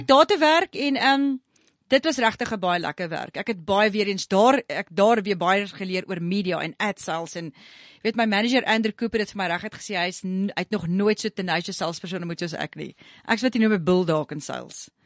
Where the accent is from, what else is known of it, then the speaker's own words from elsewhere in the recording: Pretoria, Gauteng, South Africa; ek kom van Pretoria Wes af. Ek noem myself 'n Danwil Diva